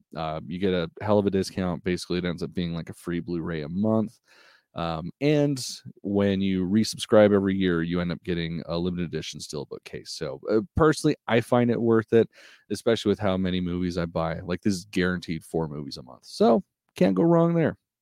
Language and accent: English; United States; I'm American